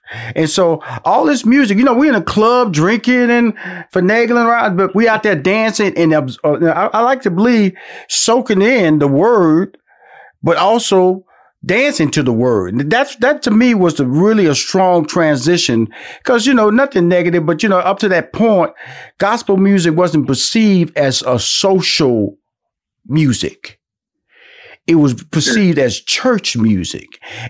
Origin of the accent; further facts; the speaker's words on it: Houston, Texas, United States; I know that I'm from Houston, Texas, and … is from Dallas